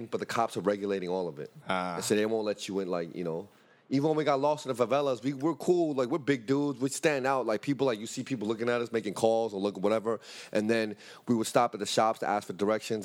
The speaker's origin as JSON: {"language": "English", "town": "New York City", "region": "New York", "country": "United States", "said": "we're from Brooklyn, Harlem, Bronx, but we're not from the favelas of Rio"}